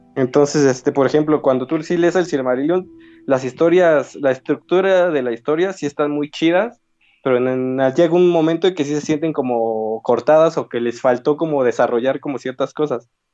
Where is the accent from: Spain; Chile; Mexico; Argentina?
Mexico; como mexicano